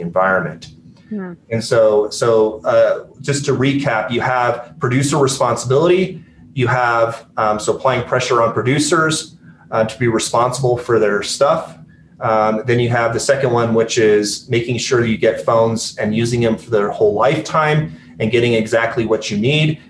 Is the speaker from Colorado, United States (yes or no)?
yes; Aurora, Colorado, United States; also born or lived in Grand Junction, Colorado / Belgium / Iraq; I grew up there the first ten years of my life